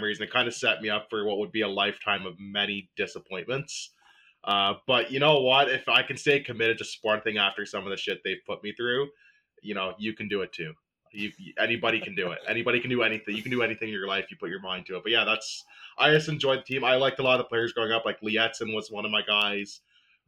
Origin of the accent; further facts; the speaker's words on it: Canada; growing up in Canada, like, we didn't really have much of a soccer scene